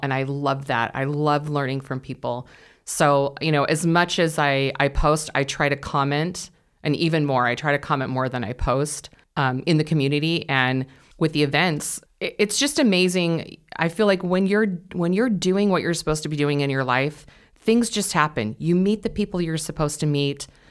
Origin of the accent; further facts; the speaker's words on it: California, United States; moved away as an adult; I grew up in California, and we moved here in October of twenty twenty